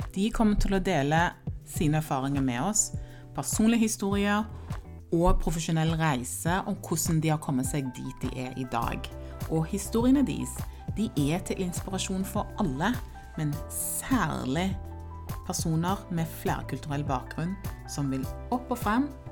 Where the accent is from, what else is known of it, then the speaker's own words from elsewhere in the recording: Stavanger, Rogaland, Norway; also born or lived in Ghana; jeg er født i Ghana og kom til Norge da jeg var ti år gammel og vokste opp i Stavanger